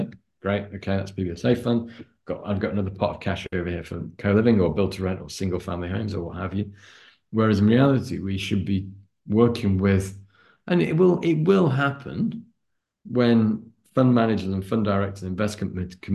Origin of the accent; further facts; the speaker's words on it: Lancashire, on the border with Yorkshire, North West England, United Kingdom; I'm a northerner. I was born and brought up in just on the border between Lancashire and Yorkshire. I was on the Lancashire side